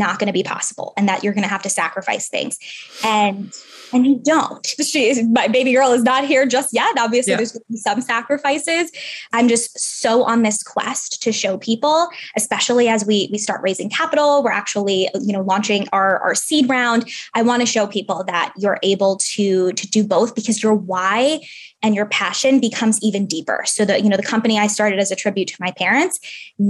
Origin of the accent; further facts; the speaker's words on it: New York City, New York, United States; now in San Francisco, United States; I grew up in New York City. Now we live in San Francisco